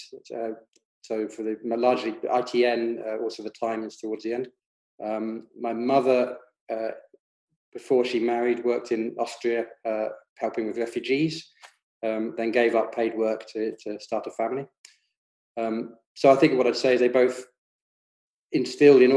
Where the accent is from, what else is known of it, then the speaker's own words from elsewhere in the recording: London, United Kingdom; moved away as an adult; now in Scotland; I grew up in London, South London, in the 70s and 80s.